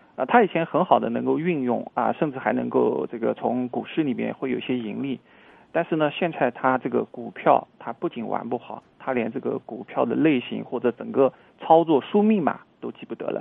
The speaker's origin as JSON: {"language": "Chinese", "country": "China", "said": "作为我们中国人来说"}